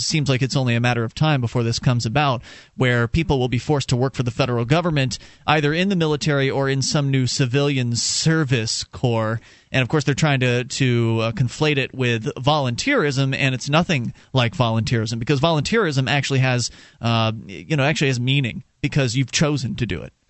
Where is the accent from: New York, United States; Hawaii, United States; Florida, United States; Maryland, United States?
Florida, United States; Sarasota; moved away as an adult; now in New Hampshire, United States; I was born and raised down in Sarasota, Florida